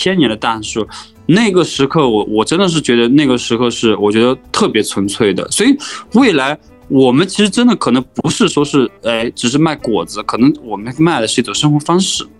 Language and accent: Chinese; Honghe Prefecture, Yunnan, China; now in Menglian, China; 我我是云南的，呃，红河州的人，离。孟连这边，哎，稍微有一点点远了